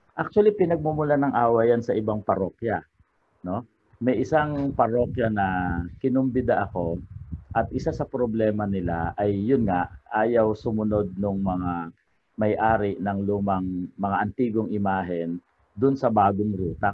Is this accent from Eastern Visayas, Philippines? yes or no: no; Cainta, Calabarzon, Philippines; sa amin sa Kainta